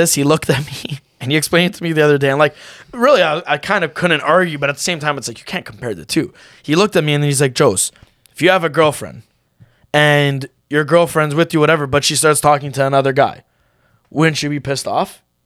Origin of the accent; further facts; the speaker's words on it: Canada; we're Canadian, we're kinda used to that.